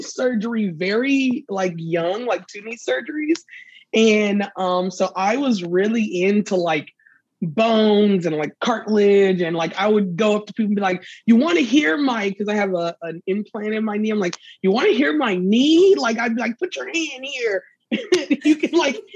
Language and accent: English; the South, United States; I grew up in the South